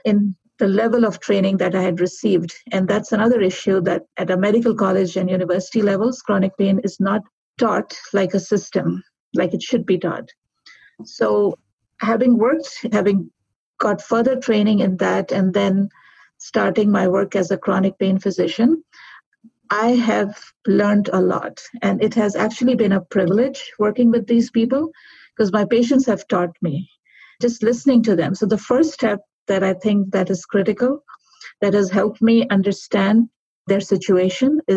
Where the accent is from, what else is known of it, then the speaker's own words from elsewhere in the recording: Pakistan; moved away as an adult; now in Calgary, Canada; originally I'm from Pakistan, where I graduated. I came to Canada